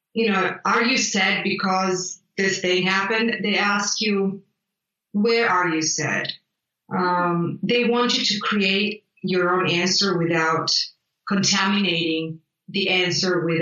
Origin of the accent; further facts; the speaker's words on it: Italy; English is a second language; moved away; I grew up in Italy